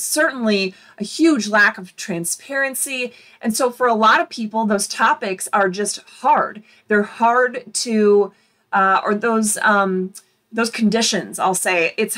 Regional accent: Michigan, United States; born there; Michigan, I was born in Michigan, and all of our daughters were born in Michigan.

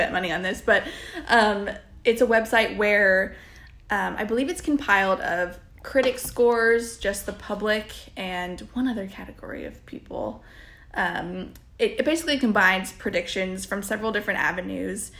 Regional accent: Dayton, Ohio, United States; born or raised there; moved away

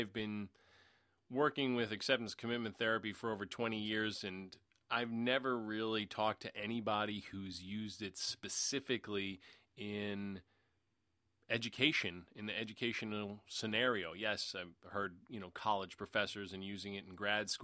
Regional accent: New York City, New York, United States; I grew up in Queens, New York, in the New York City area.

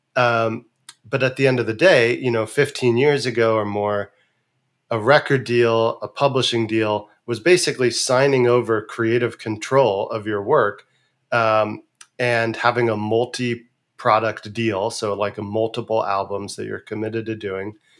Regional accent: San Francisco Bay Area, California, United States; growing up in San Francisco Bay Area in the nineteen eighties into the nineties

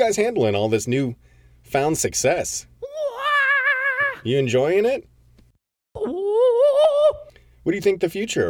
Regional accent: Connecticut, United States; Peter, so, I mean, a lot of the guys are from Connecticut, which is my hometown.

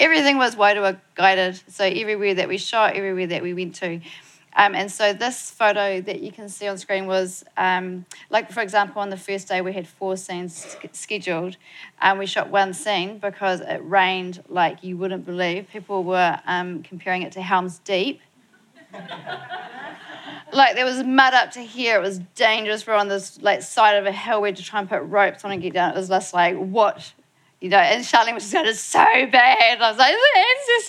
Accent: Motueka, Tasman, New Zealand; down where I'm from in my hometown of Motueka

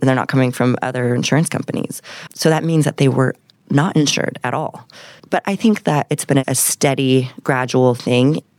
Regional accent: Encinitas, California, United States; now in Temecula, United States; I grew up in Encinitas, California

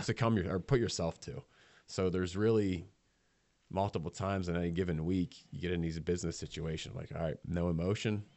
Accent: Millheim, Pennsylvania, United States; I grew up in Milheim

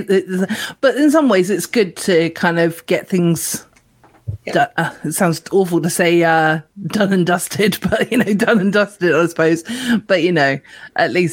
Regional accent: United Kingdom; we are British

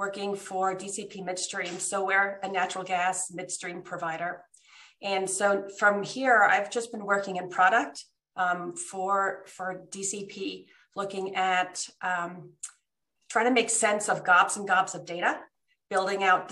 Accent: New Jersey, United States; moved away as an adult; also born or lived in Switzerland; now in Denver, United States; I actually grew up until I was in second grade in Switzerland. And for us, the weekends were skiing in the Alps. Mm-hmm. And then my parents moved us to New Jersey

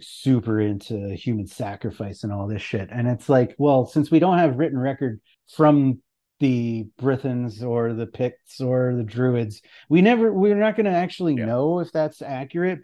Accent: Canada; I'm Canadian

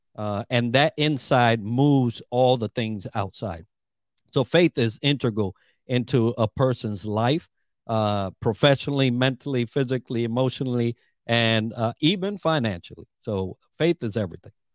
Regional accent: New York, United States; moved away as an adult; also born or lived in Puerto Rico; now in Orlando, United States; I'm Puerto Rican, from the island, and grew up in New York

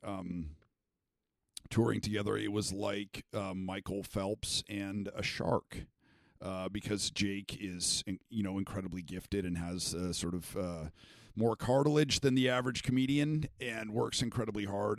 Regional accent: Canada; moved away; I was born in Canada

